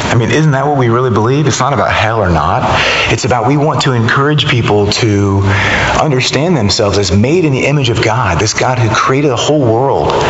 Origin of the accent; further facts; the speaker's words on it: the South, United States; I don't usually put it like that because I'm from the South, you know.